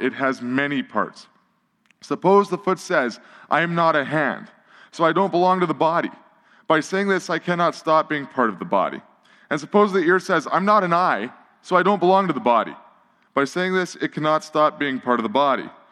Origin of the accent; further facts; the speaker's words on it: Edmonton, Alberta, Canada; I grew up in Millwoods, which was honestly designed by a crazy person with a spirograph